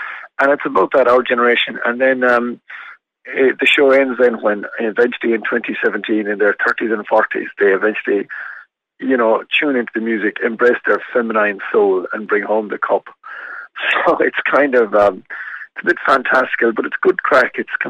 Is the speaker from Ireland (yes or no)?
yes; Ireland; my own experience of life as an Irish person traveling around the world.